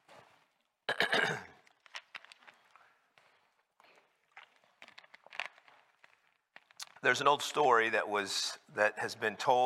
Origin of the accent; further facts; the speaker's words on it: Carlsbad, New Mexico, United States; my growing up in Carlsbad, New Mexico